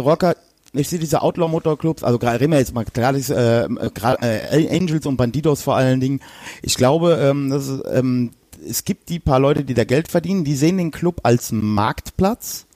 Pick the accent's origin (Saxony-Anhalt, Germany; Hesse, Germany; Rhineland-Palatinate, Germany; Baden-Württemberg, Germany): Rhineland-Palatinate, Germany; Westerwald; ich komme ja aus dem Westerwald, also, ähm, das ist hier zwischen Köln und Frankfurt